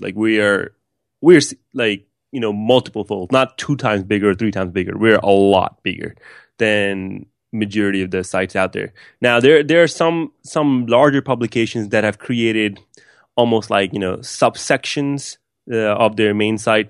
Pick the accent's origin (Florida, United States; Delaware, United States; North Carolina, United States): Florida, United States; West Palm Beach; also born or lived in Pakistan; I grew up in West Palm Beach, Florida